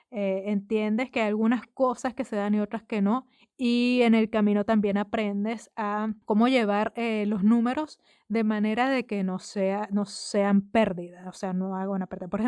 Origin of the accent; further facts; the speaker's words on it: Venezuela; moved away; yo me fui de Venezuela antes de que terminara de construirse ese edificio